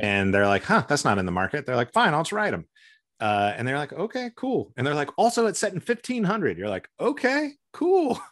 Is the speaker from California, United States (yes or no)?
yes; San Francisco Bay Area, California, United States; moved away as an adult; also born or lived in Connecticut / Missouri / Seattle / Asia; now in Portland, United States; I grew up mostly in California. We moved a bit when I was a kid